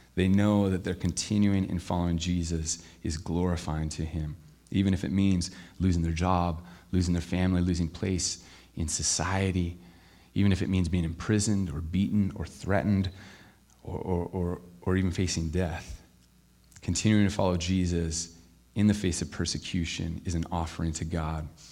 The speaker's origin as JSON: {"language": "English", "town": "Camas", "region": "Washington", "country": "United States", "said": "I'm from Camas, Washington"}